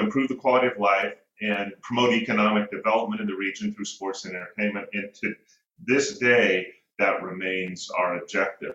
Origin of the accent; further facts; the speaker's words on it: Northern California, United States; I'm born and raised in Northern California